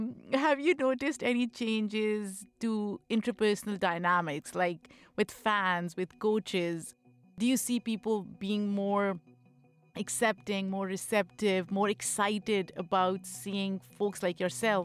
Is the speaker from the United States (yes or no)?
no; Pakistan; Like, I grew up in Pakistan and I watched field hockey.